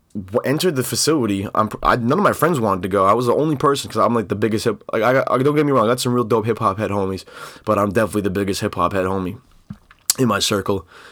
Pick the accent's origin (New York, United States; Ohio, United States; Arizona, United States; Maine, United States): Maine, United States; Maine. The two oh seven, my home state